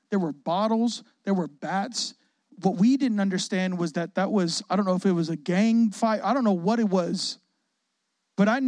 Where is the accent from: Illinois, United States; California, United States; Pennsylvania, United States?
Illinois, United States; Chicago; also born or lived in Waukegan; I'm not from Chicago. I was born in Waukegan. We had a military set of parents who were pastors. We moved all over the place, but Chicago is where we experienced our childhood and teenage years